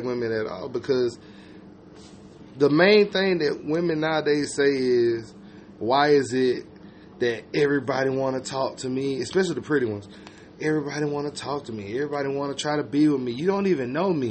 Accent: Georgia, United States; I'm from Georgia.

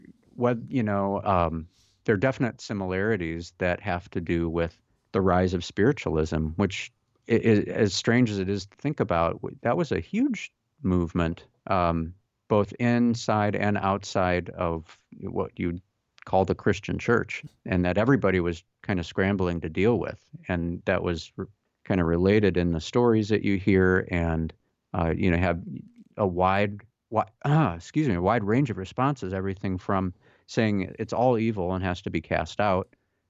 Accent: Newfoundland and Labrador, Canada; I grew up in Newfoundland in eastern Canada, a foggy place with a strong Irish folklore history.

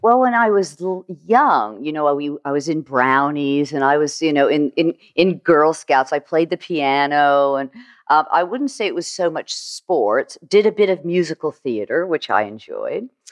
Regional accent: St. Petersburg, Florida, United States; also born or lived in Fort Lauderdale, Florida; I grew up in Florida, actually, Saint Petersburg, Saint Petersburg, Florida

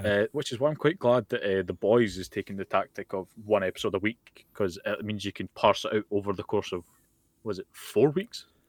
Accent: Scotland, United Kingdom; I'm Scottish and I'm very, very, I'm proud to be from Scotland

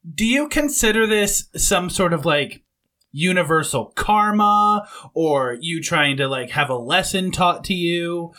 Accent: Southwest Michigan, United States; moved away as an adult; we grew up in Southwest Michigan, and now both of us live south of the Mason-Dixon line

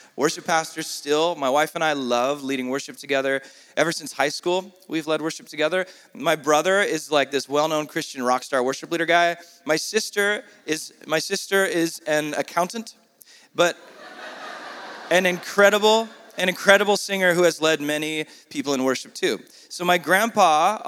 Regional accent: San Diego, California, United States; if I was born in Saudi instead of San Diego

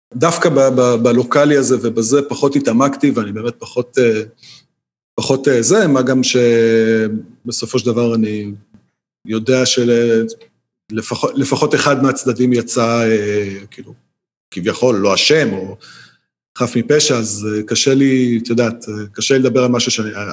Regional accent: Israel; אנחנו כישראלים

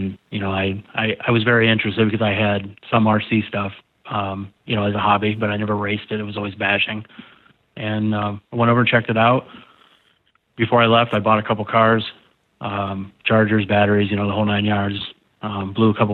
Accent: Pennsylvania, United States; I grew up in Pennsylvania

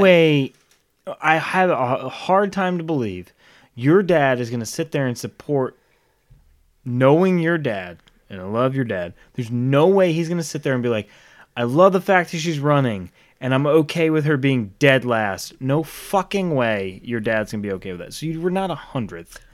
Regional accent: Rhode Island, United States; now in Charlotte, United States; I grew up in Rhode Island, moved down here to Charlotte.

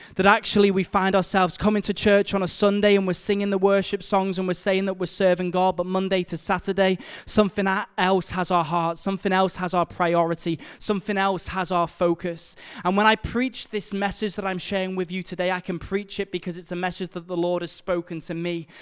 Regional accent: Liverpool, North West England, United Kingdom; we're from Liverpool

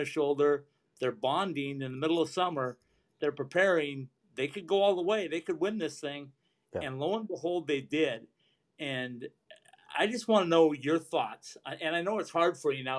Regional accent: Minnesota, United States; I'm through and through Minnesotan

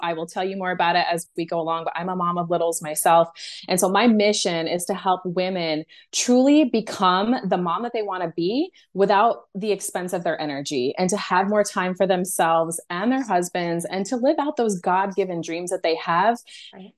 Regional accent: United States; I'm American

